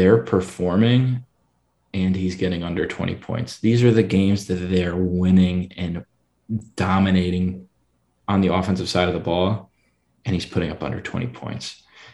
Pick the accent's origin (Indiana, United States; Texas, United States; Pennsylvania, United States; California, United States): Pennsylvania, United States; Philadelphia; my hometown, Philadelphia